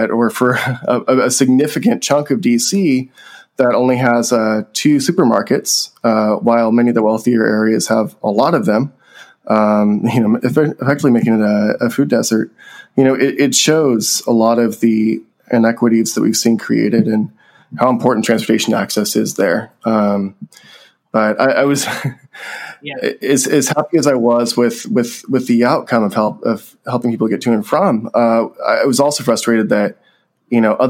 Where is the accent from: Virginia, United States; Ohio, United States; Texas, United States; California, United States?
California, United States; Central Valley; my hometown, which is in Central Valley, California